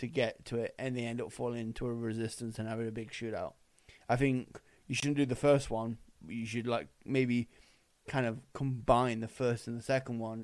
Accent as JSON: {"language": "English", "town": "Winnipeg", "region": "Manitoba", "country": "Canada", "tie": "born or raised there", "said": "This was filmed in my hometown"}